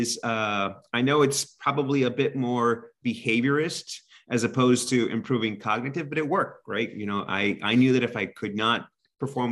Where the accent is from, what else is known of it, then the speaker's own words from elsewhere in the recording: Corpus Christi, Texas, United States; now in Pennsylvania, United States; I grew up in South Texas, right around the Corpus Christi area, very close to the Mexican border.